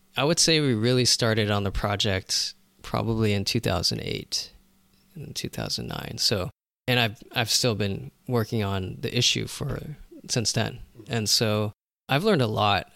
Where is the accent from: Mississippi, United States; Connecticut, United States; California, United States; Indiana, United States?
California, United States; Los Angeles; I was born here in L